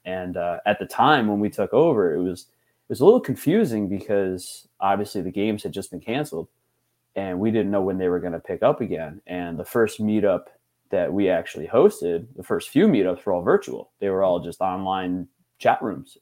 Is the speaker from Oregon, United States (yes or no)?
no; Hartford, Connecticut, United States; being from Connecticut, you know, born and raised in the Hartford area